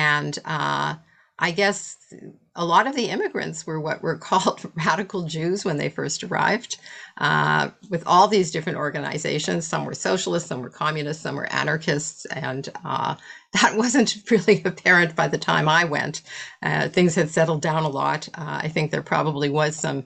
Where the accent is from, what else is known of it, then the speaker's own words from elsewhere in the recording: Winnipeg, Manitoba, Canada; moved away; I grew up in North End Jewish Winnipeg